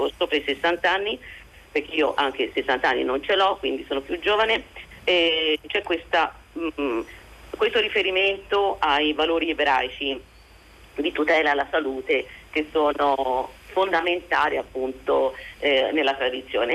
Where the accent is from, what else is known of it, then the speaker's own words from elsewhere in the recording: Italy; now in Israel; io non ho eh, assolutamente nessuna eh, cittadinanza israeliana, vengo dall'Italia